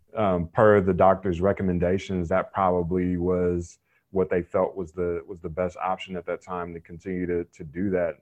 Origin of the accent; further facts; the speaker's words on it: Raleigh, North Carolina, United States; I grew up in Raleigh, North Carolina